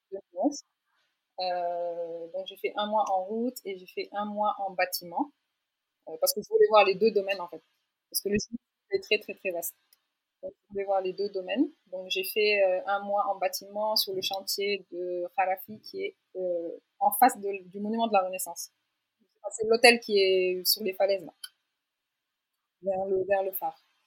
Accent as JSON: {"language": "French", "region": "Dakar", "country": "Senegal", "tie": "born or raised there", "also_born_or_lived": "France", "said": "j'ai 31 ans et j'ai grandi à Dakar. j'ai fait tout mon cursus ici, jusqu'au bac"}